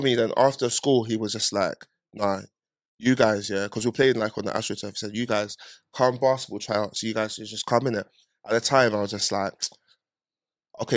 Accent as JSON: {"language": "English", "region": "London", "country": "United Kingdom", "said": "I'm from North"}